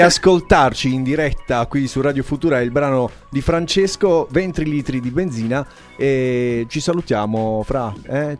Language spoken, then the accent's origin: Italian; Apulia, Italy; noi qui in Puglia abbiamo l'uso